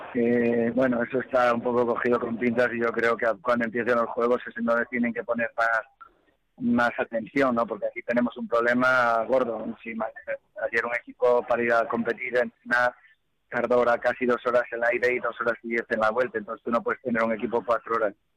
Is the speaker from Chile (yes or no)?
no; Spain; como presidente del COI, como español